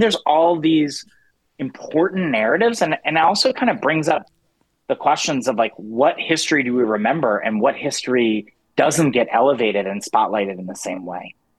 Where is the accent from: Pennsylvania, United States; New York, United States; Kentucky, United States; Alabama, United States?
Pennsylvania, United States; Philadelphia; I'm from Philadelphia